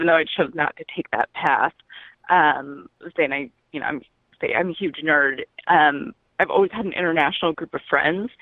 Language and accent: English; Independence, Missouri, United States; also born or lived in Kansas City, Missouri; I grew up in Independence, Missouri